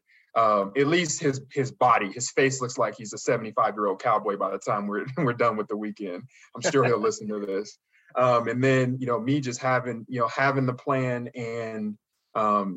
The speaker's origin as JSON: {"language": "English", "town": "Las Vegas", "region": "Nevada", "country": "United States", "also_born_or_lived": "Colorado", "moved": "yes", "said": "I'm originally from Las Vegas"}